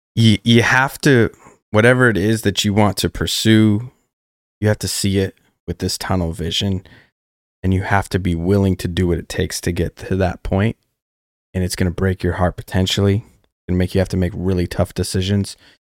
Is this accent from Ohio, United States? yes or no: no; Colorado Springs, Colorado, United States; moved away as an adult; now in Nashville, United States; growing up in Colorado Springs